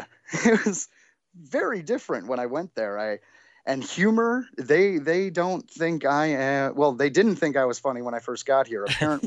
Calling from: Hollywood, California, United States; The heart of Hollywood on Sunset and Highland.

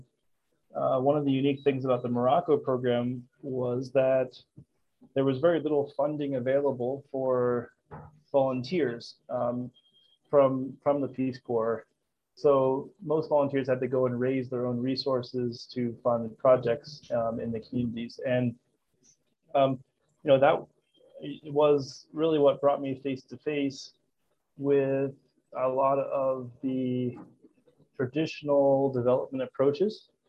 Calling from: Kampala, Uganda; I'm the co founder and CEO of Jibu, and I'm calling in from Kampala, Uganda.

